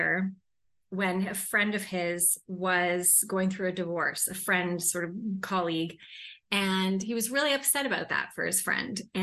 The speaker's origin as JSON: {"language": "English", "town": "Toronto", "region": "Ontario", "country": "Canada", "tie": "born or raised there", "also_born_or_lived": "London, England", "moved": "as an adult", "said": "I grew up in Toronto."}